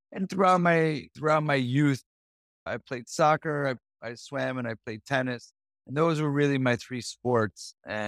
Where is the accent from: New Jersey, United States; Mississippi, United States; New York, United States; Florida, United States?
New Jersey, United States; So I grew up in New Jersey.